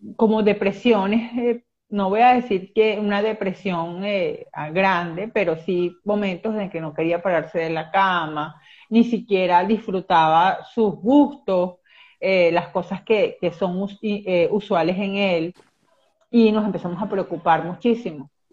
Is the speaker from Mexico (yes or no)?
no; Venezuela; soy de Venezuela